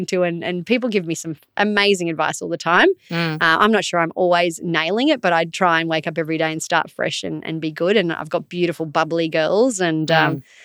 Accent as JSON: {"language": "English", "region": "North Queensland", "country": "Australia", "tie": "born or raised there", "said": "growing up in North Queensland"}